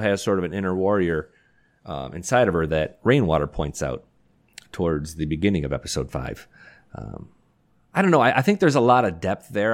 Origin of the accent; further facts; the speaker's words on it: Detroit, Michigan, United States; I grew up in Detroit